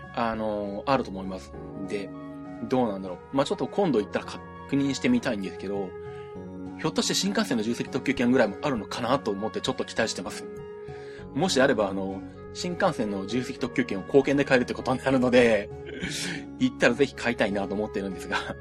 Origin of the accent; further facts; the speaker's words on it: Nagoya, Aichi, Japan; moved away; 私もあの子供時代、まあ私名古屋に住んでた